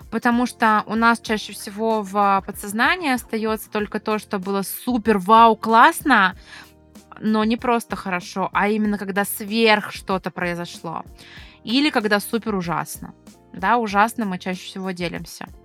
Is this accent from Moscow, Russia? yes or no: no; Ryazan, Ryazan Oblast, Russia; когда я, ресторатор из Рязани, приехала в Москву